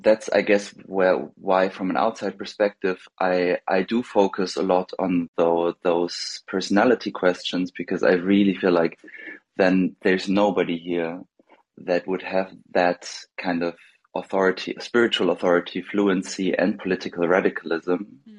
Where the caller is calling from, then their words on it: Germany; I'm calling from Germany.